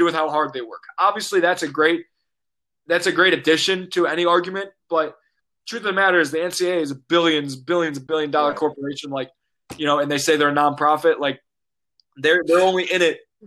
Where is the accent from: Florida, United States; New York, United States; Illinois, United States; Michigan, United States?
Illinois, United States; Chicago; I'm from Chicago, big Bulls fan